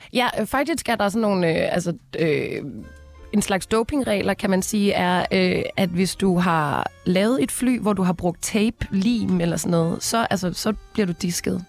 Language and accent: Danish; Denmark; jeg er jo fra Grænsted